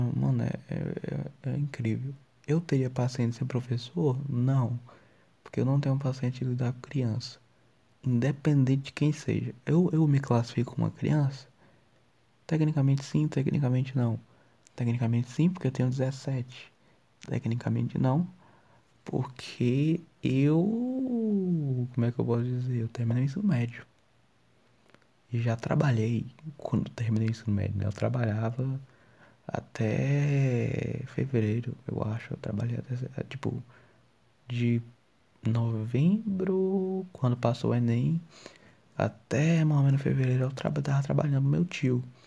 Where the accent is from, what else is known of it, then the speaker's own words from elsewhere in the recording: Ceará, Brazil; accent: cearense; Eu sou do Ceará e tipo assim, 50% das coisas que eu falo é cearense